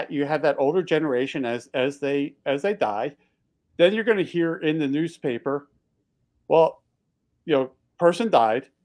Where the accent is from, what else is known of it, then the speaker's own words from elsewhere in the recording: Texas, United States; Texans are very proud about being a Texan, and we used to be our own country